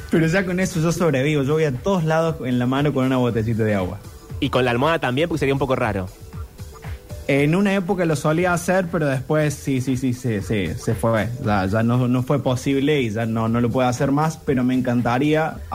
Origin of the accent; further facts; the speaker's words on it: Río Tercero, Córdoba, Argentina; vengo de Río Tercero, del interior del interior